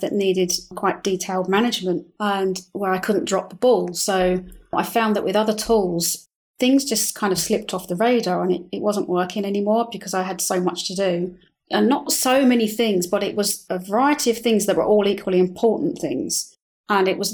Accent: London, United Kingdom; moved away as an adult; now in Madrid, Spain; I'm from London

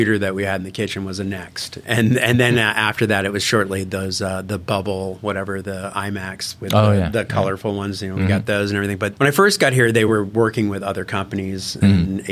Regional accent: Killington, Vermont, United States; I grew up in Killington, Vermont, which is a ski area

